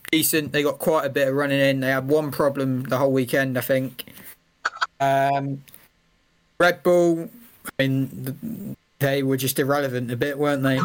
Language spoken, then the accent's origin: English; England, United Kingdom; I'm an Englishman